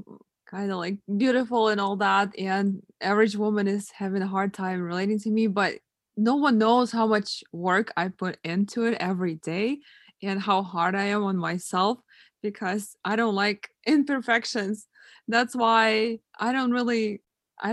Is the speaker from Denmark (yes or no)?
no; Russia; moved away; I grew up in Russia